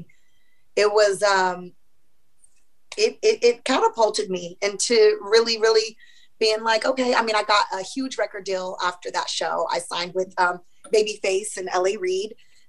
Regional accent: Missouri, United States; I mean, you know, I'm from Missouri, so Kansas City Chiefs all day.

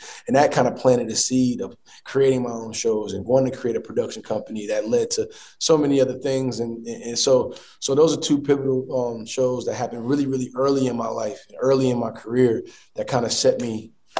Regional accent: Newark, New Jersey, United States; come to my hometown

